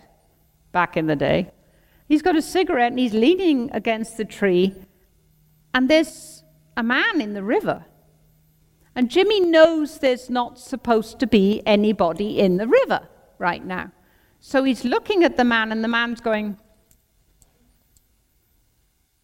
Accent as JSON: {"language": "English", "town": "Crickhowell", "region": "Wales", "country": "United Kingdom", "tie": "born or raised there", "said": "I was born and bred in Crickhowell in Breconshire."}